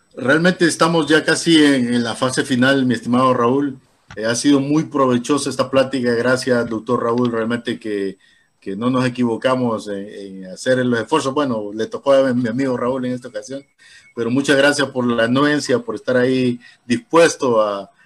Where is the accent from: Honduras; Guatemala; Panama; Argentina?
Honduras; Tegucigalpa, Francisco Morazán; cuando yo me crié en Teus